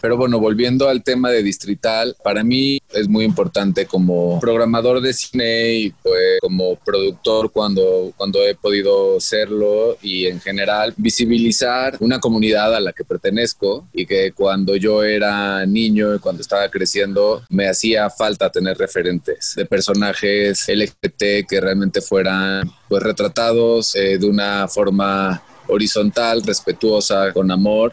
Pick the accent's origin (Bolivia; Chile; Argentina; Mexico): Mexico; soy mexicano y de que soy gay